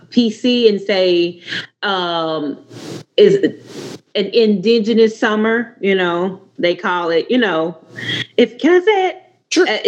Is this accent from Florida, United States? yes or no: no; Little Rock, Arkansas, United States; I'm from the Little Rock. Uh, I live in the Little Rock metro area, really outside. It takes about two hours for me to get to Memphis.